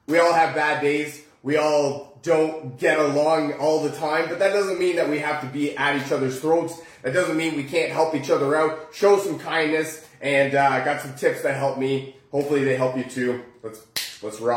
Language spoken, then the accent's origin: English; Oakville, Ontario, Canada; we're from Oakville